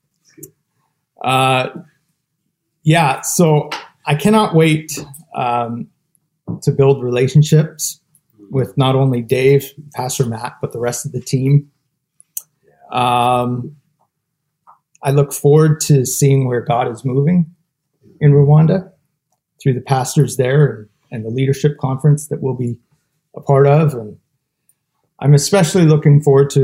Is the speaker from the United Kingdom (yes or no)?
no; Ontario, Canada; now in British Columbia, Canada; In 2009 is when I moved back here to BC. I'm originally from Ontario, and we settled here